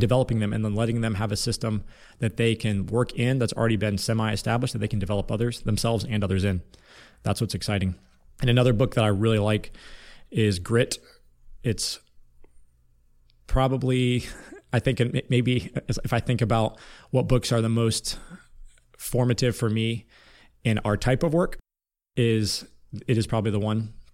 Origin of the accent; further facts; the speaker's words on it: Lima, Ohio, United States; I was born in Lima, Ohio, which, which is a small town city in Northwest Ohio, Ohio, about forty-five minutes east of Indiana